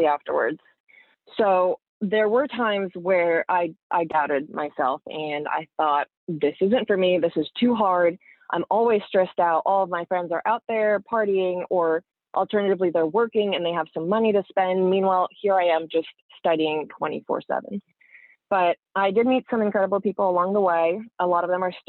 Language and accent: English; New Jersey, United States; also born or lived in Siberia, Russia / Boston; we grew up in New Jersey